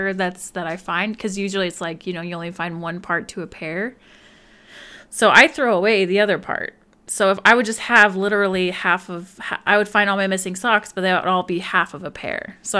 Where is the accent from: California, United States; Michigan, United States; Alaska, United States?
Alaska, United States; born there; I was born in Alaska, and Sarah was born in Illinois.